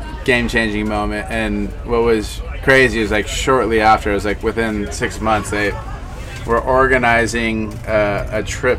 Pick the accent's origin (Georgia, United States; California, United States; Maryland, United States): California, United States; Ventura; growing up in Ventura.